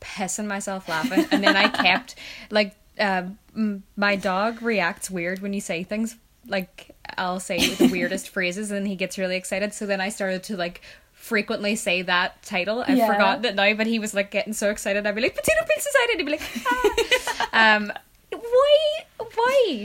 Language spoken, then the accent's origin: English; Ireland; I'm Irish